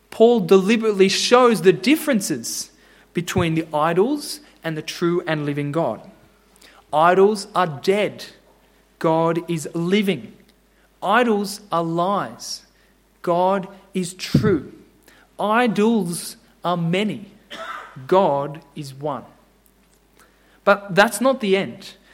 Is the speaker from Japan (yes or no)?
yes; Japan; but I grew up in Japan, as I was telling Al, and I saw it every day. Millions of people in Japan serve and bow to idols.